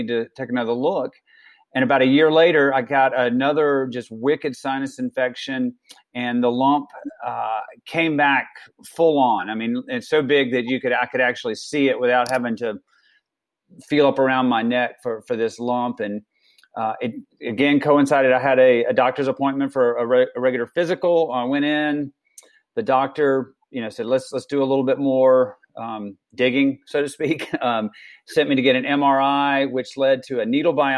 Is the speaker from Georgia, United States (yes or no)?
yes; South Georgia, United States; now in Colorado, United States; I grew up in South Georgia